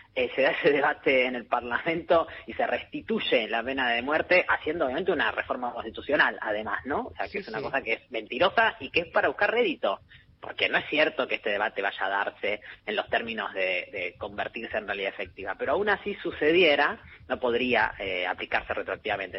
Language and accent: Spanish; Argentina